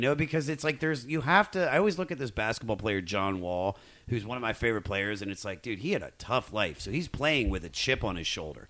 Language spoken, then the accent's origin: English; Washington, District of Columbia, United States; my hometown of Washington, D.C.